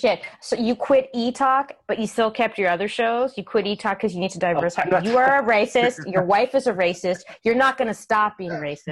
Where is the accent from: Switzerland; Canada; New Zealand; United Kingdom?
Canada; Western Canada, BC, British Columbia; moved away as an adult; also born or lived in Vancouver; now in Los Angeles, United States; I'm from Western Canada. Oh, I grew up in small towns.